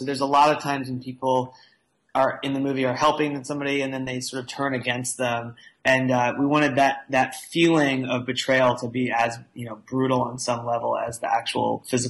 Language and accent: English; East Coast of the United States, United States; moved away as an adult; now in California, United States; We're both from the East Coast